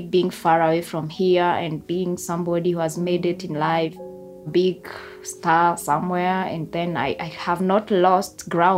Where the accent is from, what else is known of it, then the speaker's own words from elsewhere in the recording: Kenya; now in Kiambu County, Kenya; I come from a hilly place as well. So I live in the town right now, but I'm born in the countryside, and that's where I was brought up. Quite poor, I should say. It's a semi-arid.